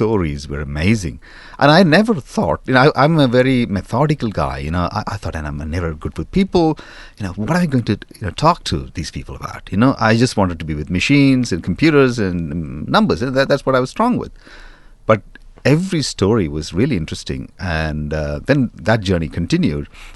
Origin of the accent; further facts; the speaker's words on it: India; moved away as an adult; now in London, United Kingdom; I grew up in India